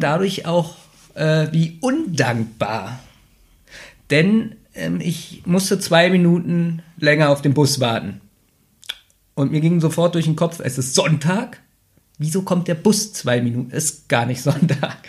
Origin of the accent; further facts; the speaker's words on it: Berlin, Germany; Ich bin ja in Neukölln aufgewachsen und ich wohne ja jetzt am Rande Berlins.